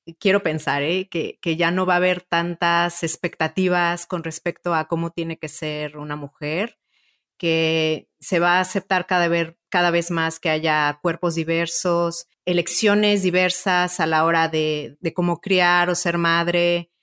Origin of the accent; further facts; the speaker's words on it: Mexico; moved away; also born or lived in Italy; yo soy mexicana y ya también soy europea, soy italiana